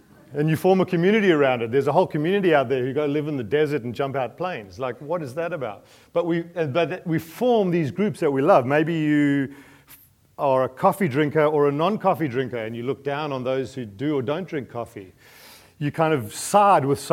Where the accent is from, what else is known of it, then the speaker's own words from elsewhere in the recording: New Zealand; I'm a Kiwi